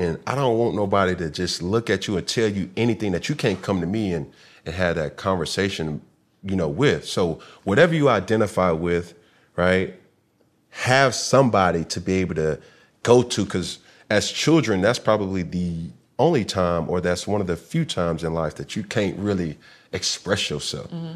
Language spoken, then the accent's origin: English; the South, United States; I'm from the South.